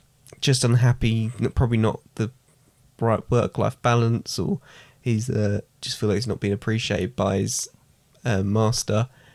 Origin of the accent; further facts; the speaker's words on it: East of England, United Kingdom; And also, I'm from the southeast. I'm from Essex.